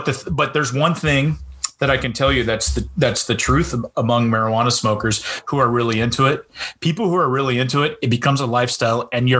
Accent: Lewis County, Washington, United States; being in Washington State, and I grew up in Lewis County in the 70s and 80s

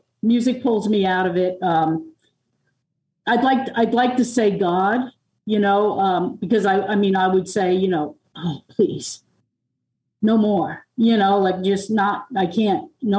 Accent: Long Island, New York, United States; now in Tennessee, United States; I'm from Long Island

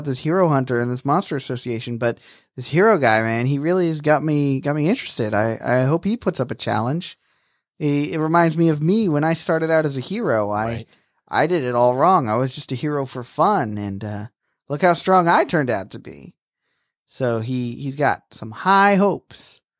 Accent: Japan; Even though I'm from Japan, where sushi is something that we, you know, created and mastered.

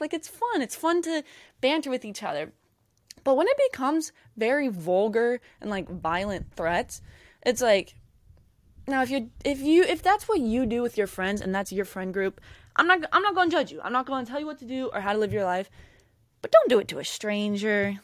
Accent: Jacksonville, Florida, United States; I'm from Jacksonville.

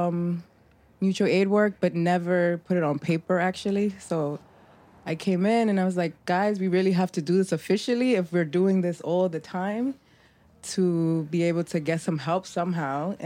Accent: New York City, New York, United States; also born or lived in Puerto Rico / Dominican Republic; now in Brooklyn, United States; I was born in Puerto Rico and I was raised in Bronx, New York.

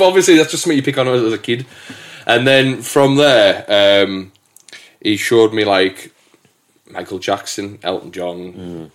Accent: England, United Kingdom; also born or lived in Hamilton, Scotland; I'm the Englishman

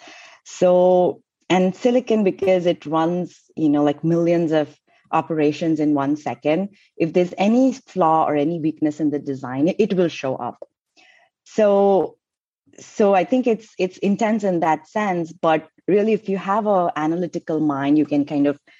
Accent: India; moved away as an adult; also born or lived in Cincinnati, Ohio, United States; I came from India to do my master's at University of Cincinnati in Ohio

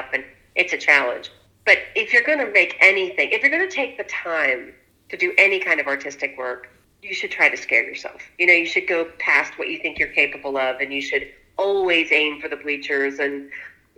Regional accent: Huntington, West Virginia, United States; from my hometown

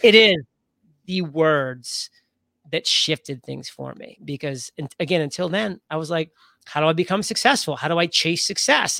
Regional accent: Maine, United States; moved away as an adult; also born or lived in Rhode Island; I grew up in Maine. That was where I spent the first eighteen years of my life.

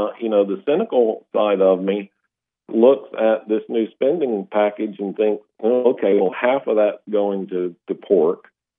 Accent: North Alabama, United States; where my hometown is, North Alabama.

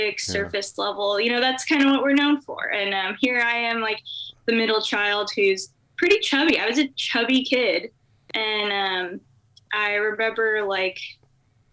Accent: Irvine, California, United States; Irvine, California. It's Southern California.

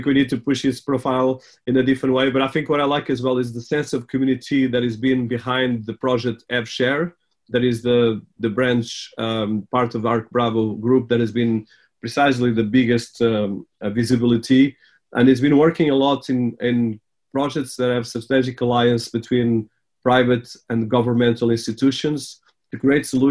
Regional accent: Portugal; I was born in Portugal, but my family was there for the last 100 years.

